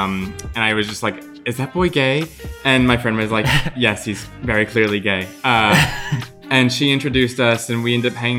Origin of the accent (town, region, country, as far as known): New Orleans, Louisiana, United States; born or raised there